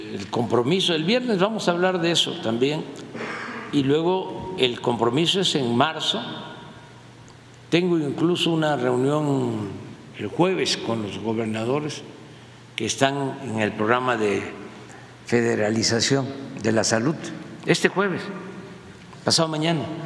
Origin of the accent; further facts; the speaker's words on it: Mexico; como mexicanos